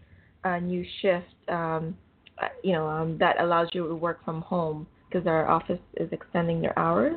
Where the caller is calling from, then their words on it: Canada; I'm calling from Canada.